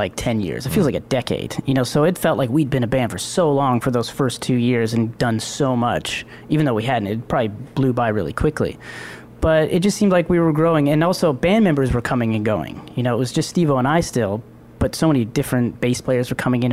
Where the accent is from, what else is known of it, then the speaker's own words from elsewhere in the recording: Toronto, Ontario, Canada; also born or lived in Ajax, Ontario; I was born and raised in Scarborough. And then moved out to Ajax when I was about 12.